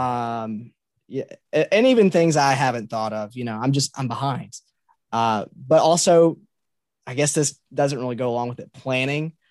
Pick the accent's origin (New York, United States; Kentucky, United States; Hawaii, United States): Kentucky, United States; Muhlenberg County; I grew up in Muhlenberg County